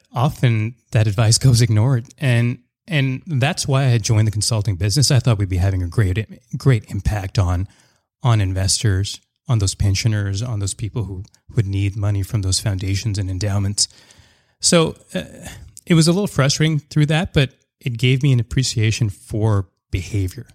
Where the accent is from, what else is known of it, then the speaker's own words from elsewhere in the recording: Surrey, British Columbia, Canada; also born or lived in Montreal; I grew up in Surrey and an area in Surrey called Wally.